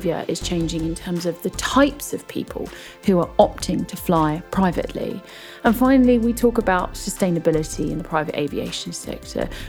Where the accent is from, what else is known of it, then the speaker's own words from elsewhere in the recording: United Kingdom; I'm British